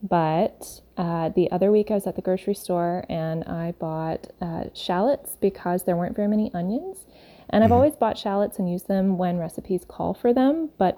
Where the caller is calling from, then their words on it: North Carolina, United States; I'm calling from North Carolina.